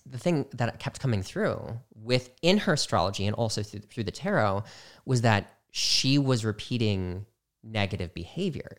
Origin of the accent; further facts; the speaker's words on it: Midwest, United States; moved away; I was from the Midwest